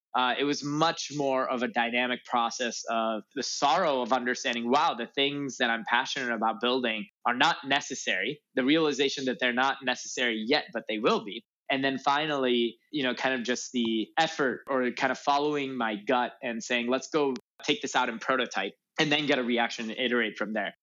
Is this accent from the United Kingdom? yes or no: no; north suburbs of Chicago, Illinois, United States; moved away as an adult; also born or lived in Urbana-Champaign, Illinois; now in Los Angeles, United States; I grew up in Illinois in the north suburbs of Chicago